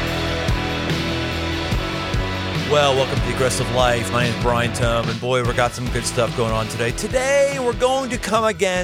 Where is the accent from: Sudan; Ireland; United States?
United States; Pittsburgh, Pennsylvania; growing up in Pittsburgh